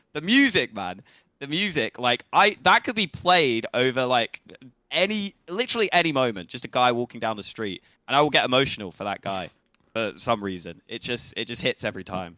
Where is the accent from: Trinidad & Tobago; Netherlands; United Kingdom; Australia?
United Kingdom; England; we're just English. English as they come